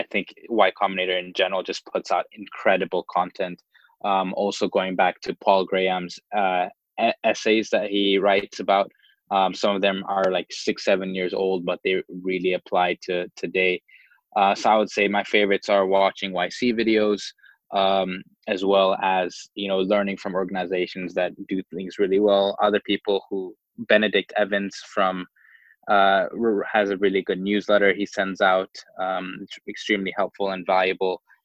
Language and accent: English; Dar es Salaam, Tanzania; also born or lived in Stanford, United States; growing up in Dar es Salaam, I mean, it's not a San Francisco, it's not the United States